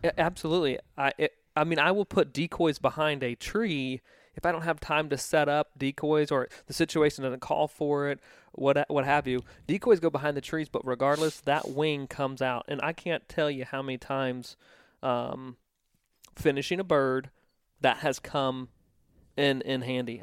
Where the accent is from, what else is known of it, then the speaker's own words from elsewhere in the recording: East Coast, United States; I grew up on the East Coast